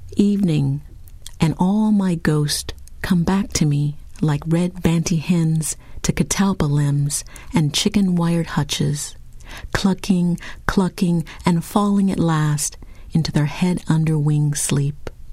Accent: Lincoln, Nebraska, United States; I grew up in Lincoln, Nebraska

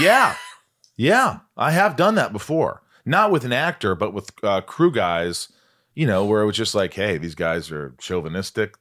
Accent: Indiana, United States; born or raised there

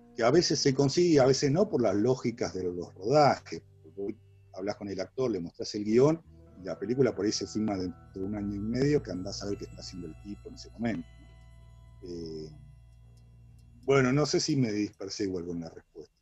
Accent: Argentina; nosotros como argentinos

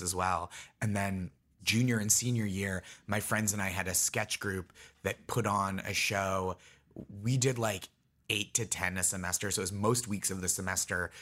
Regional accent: Stoneham, Massachusetts, United States; So I grew up in Stoneham, Massachusetts, which is Nancy Kerrigan's hometown

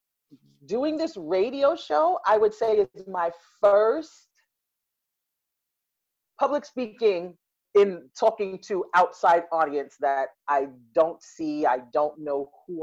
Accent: New York City, New York, United States; I grew up in Brooklyn, born and raised Brooklyn.

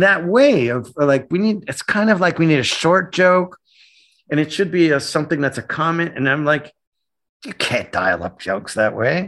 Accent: Canada; moved away; growing up in Canada, my dad worshipped the United States

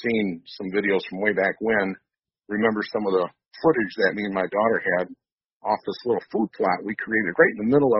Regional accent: Grand Rapids, Michigan, United States; I was, born and raised in the Grand Rapids, Michigan area, and, still live and hunt in this area

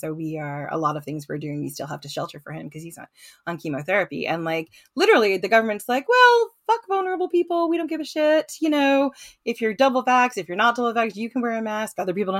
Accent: United States; I'm either too aggressive as an American or too apologetic.

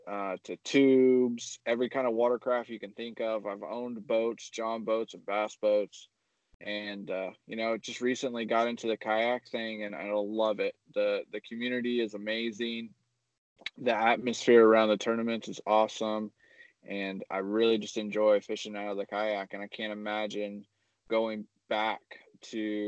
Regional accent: Indiana, United States; also born or lived in Arizona / Tennessee; Originally from Indiana. I moved around a little bit, came back to Indiana with the family, and we're here for now.

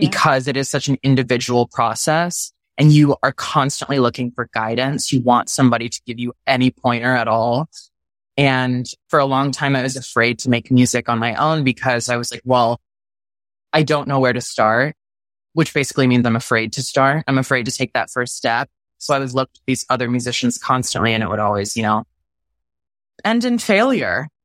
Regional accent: Texas, United States; moved away; growing up in Texas as a gay male

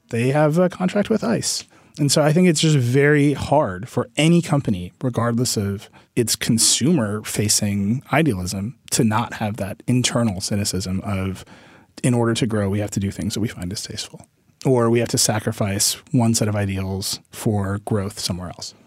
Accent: Wisconsin, United States; in my home state of Wisconsin

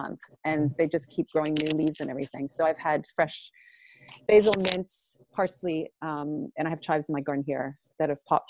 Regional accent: Montreal, Quebec, Canada; also born or lived in Maine; I'm actually from Montreal

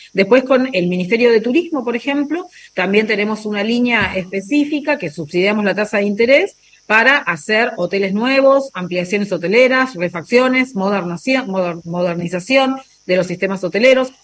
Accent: Río Grande, Tierra del Fuego, Argentina; mi ciudad natal

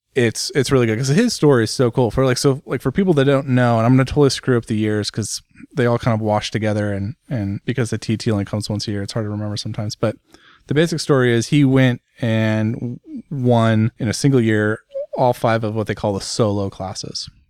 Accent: United States; me as an American sitting here in the U S

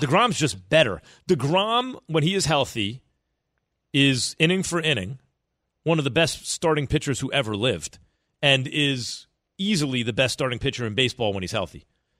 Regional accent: New York City, New York, United States; when I was a kid, I basically grew up in the bleachers of Yankee Stadium. Mm-hmm. Both my parents from the Bronx. I was born in the Bronx.

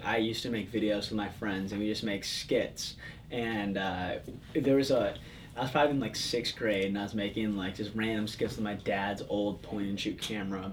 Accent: Palatine, Illinois, United States; I grew up in the suburbs of Chicago. It's a little town called, sort of little, little town called Palatine, Illinois

